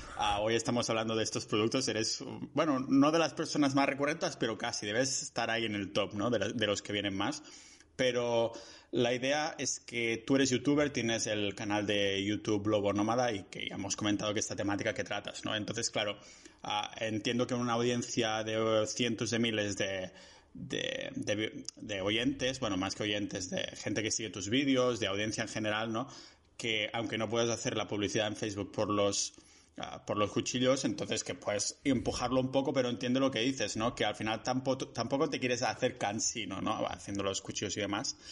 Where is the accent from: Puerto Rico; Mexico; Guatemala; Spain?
Spain; Catalonia; mi pueblo, que es más o menos una hora en coche. Ah, y claro, como hay el confinamiento, confinamiento este comarcal aquí en Cataluña